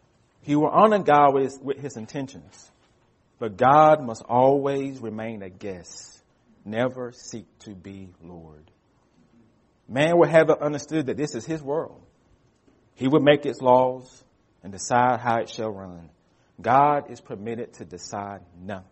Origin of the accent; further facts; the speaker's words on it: United States; we as American Christians